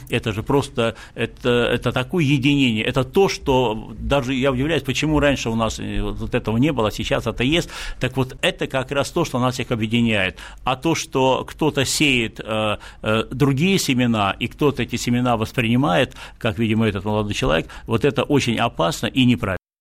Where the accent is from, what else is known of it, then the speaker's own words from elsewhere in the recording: Saint Petersburg, Russia; в моем родном городе Санкт-Петербурге